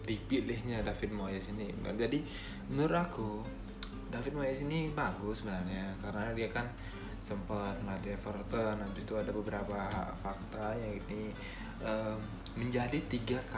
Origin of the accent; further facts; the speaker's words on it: Bali, Indonesia; accent: Balinese; Aku dari Bali mungkin kalau teman-teman dengar uh, logat aku atau logat aku terlalu kental dengan kebalinisan aku